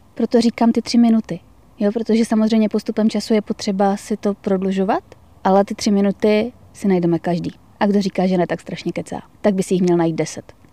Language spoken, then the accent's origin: Czech; Karviná, Moravian-Silesian Region, Czechia; Já jsem vyrůstala v Karviné. to je vlastně na hranicích s Polskem.